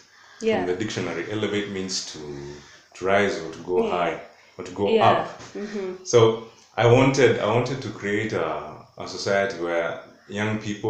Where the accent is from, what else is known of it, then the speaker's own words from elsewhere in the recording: Kajiado County, Kenya; We are from the Maasai community. Maasai community from Kajiado County.